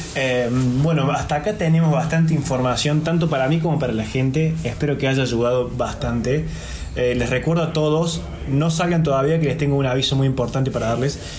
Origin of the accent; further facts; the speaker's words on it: Argentina; nosotros somos argentinos